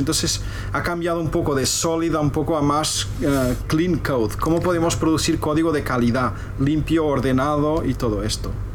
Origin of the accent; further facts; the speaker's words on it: Portugal; now in Spain; soy portugués